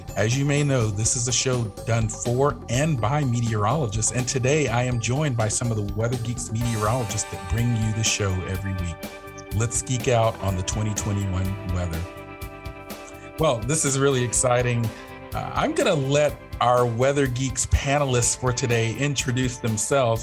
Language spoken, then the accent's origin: English; Atlanta, Georgia, United States; I was born and raised in the Atlanta area